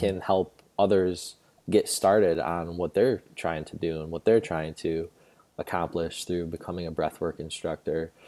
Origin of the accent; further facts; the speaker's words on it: New York, United States; moved away; I went home to New York, where I'm originally from, born and raised in New York